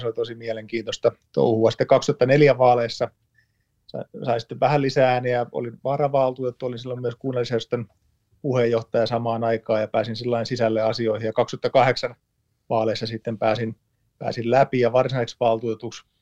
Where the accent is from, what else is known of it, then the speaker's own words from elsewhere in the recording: Tampere, Pirkanmaa, Finland; olen lähtöisin Lentävänniemestä